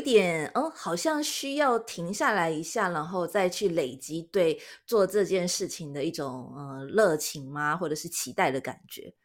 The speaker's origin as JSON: {"language": "Chinese", "country": "Taiwan", "moved": "yes", "lives_now": "Japan", "said": "我们台湾人"}